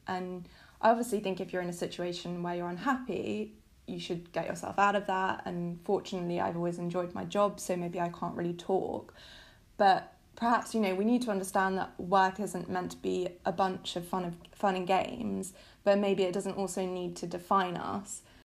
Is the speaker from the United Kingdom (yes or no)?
yes; United Kingdom; I'm British